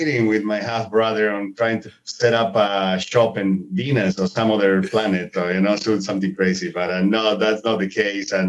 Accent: Bolivia; first language Spanish; English is a second language; moved away as an adult; also born or lived in Montecito, California; now in United States; I grew up in Bolivia, which, as many of you know, is a third world country in the middle of South America, landlocked

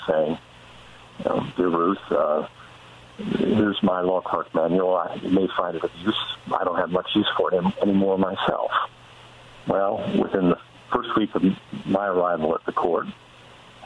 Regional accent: Colorado, United States; as a kid growing up in Colorado

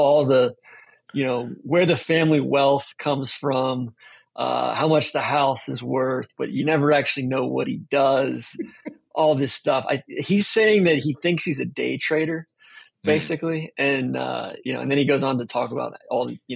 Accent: Wilmette, Illinois, United States; I was born in Wilmette

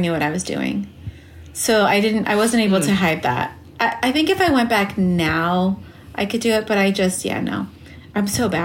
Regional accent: Los Angeles, California, United States; also born or lived in New York; growing up in L.A.

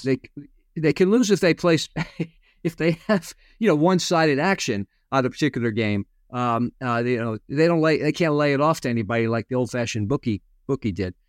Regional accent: Connecticut, United States; I grew up in Connecticut.

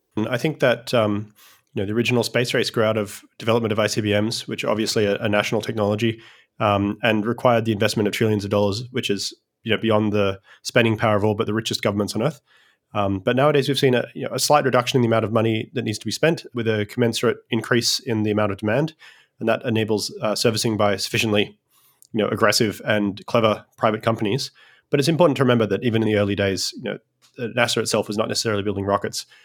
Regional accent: Australia; now in United States; I'm a Australian originally who migrated to the United States

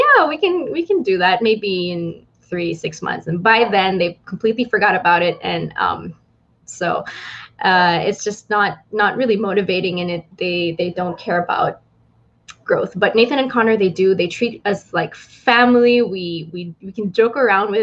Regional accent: Philippines; I'm from the Philippines and born and raised here

